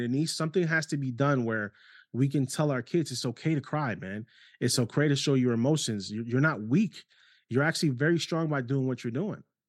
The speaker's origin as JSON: {"language": "English", "town": "New York City", "region": "New York", "country": "United States", "tie": "born or raised there", "also_born_or_lived": "Ohio", "moved": "yes", "said": "New York City half of my life before going on Ohio"}